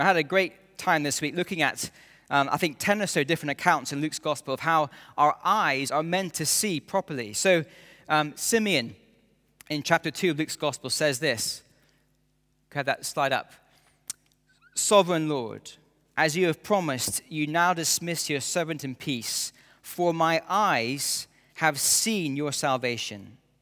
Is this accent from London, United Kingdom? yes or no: no; near Edinburgh, Scotland, United Kingdom; As a schoolboy growing up near Edinburgh